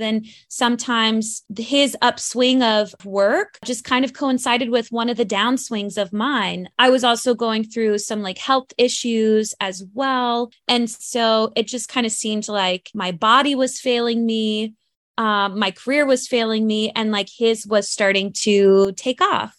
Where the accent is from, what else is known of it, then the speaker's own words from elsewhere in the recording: North Carolina, United States; now in New York City, United States; there wasn't really a lot of theater where I grew up in North Carolina